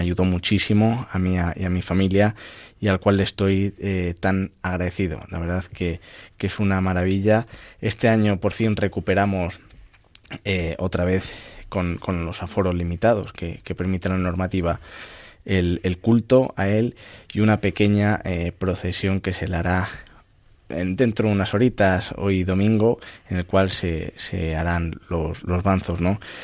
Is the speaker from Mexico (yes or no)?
no; El Arenal, Castile and León, Spain; desde mi pueblo, desde el Arenal, en la provincia de, Ávila